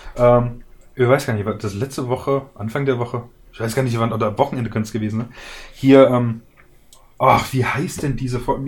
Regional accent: Germany; bei uns in Deutschland

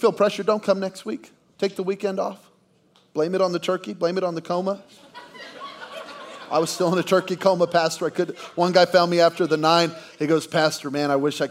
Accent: Belen, New Mexico, United States; moved away; we're from Belen, New Mexico, population 1,700, where I didn't even know the Philippines was a country.

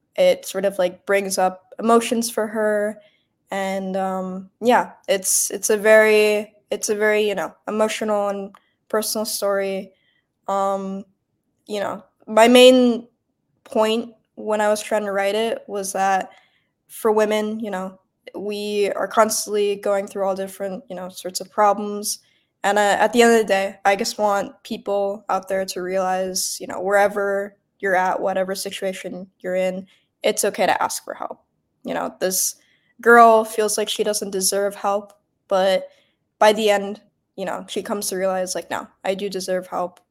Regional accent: Bloomfield Hills, Michigan, United States; moved away; also born or lived in New York; I'm from Metro Detroit. I'm about 30 minutes outside of the city from a suburb called Bloomfield Hills

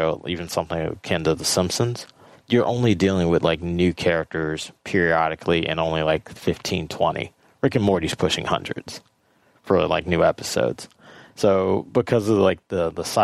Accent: Los Angeles, California, United States; I'm born and raised in Los Angeles

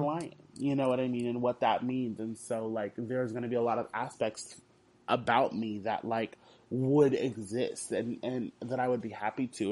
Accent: Houston, Texas, United States; I'm from Houston

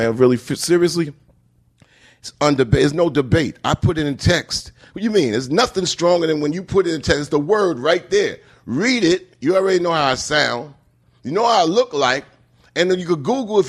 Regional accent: New York, United States; I come from New York

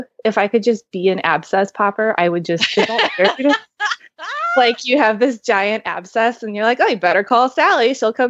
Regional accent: Kansas City, Missouri, United States; now in California, United States; right. now I'm in Kansas City, which is where I'm from. Well, I'm from Missouri.

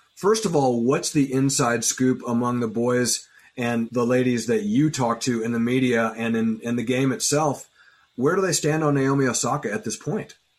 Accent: United States; as American sports fans

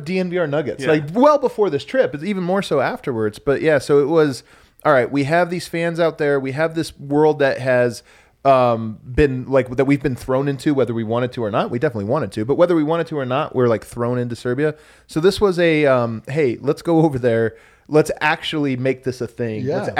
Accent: Denver, Colorado, United States; And I'm like, oh, I'm from Denver.

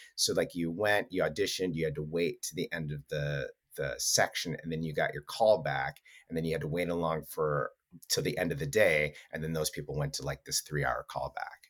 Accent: Wisconsin, United States; moved away; I'm from Wisconsin

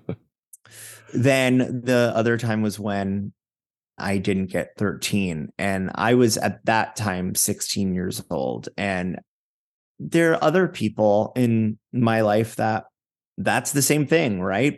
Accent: Fort Lauderdale, Florida, United States; also born or lived in Manhattan, New York; now in New York, United States; I'm from Fort Lauderdale, Florida

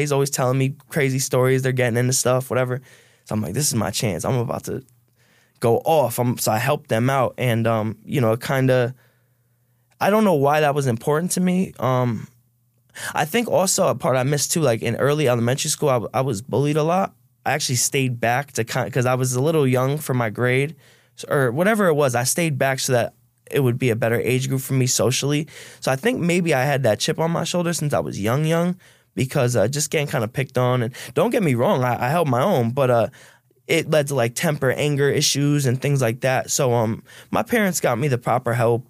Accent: Stamford, Connecticut, United States; from Stanford, um, middle class Irish family

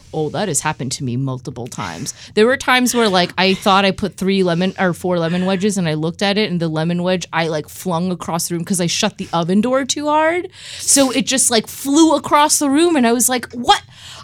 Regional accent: United Kingdom; I'm British.

